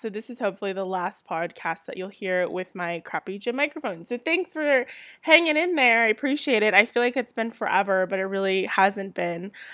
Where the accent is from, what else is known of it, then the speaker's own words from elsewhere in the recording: Southern California, United States; accent: Southern California; I'm born and raised in Southern California